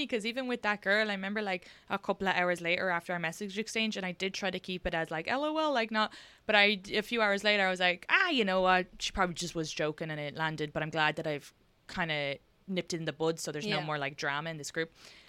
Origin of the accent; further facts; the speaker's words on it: Ireland; And I think because it's so funny because we're from Ireland, I don't think that's ever part.